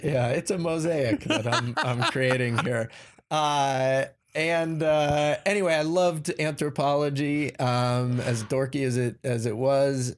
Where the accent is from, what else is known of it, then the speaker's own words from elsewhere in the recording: New York City, New York, United States; moved away; also born or lived in Connecticut; I grew up in New York City on the Upper West Side of Manhattan